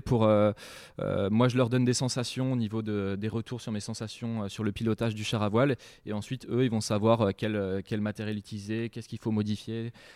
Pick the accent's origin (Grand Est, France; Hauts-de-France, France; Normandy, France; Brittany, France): Brittany, France; Saint-Malo; j'habite dans la baie du Mont-Saint-Michel, euh, donc depuis, c'est une chance d'habiter d'habiter là-bas depuis bah, depuis tout petit. je suis né à Saint-Malo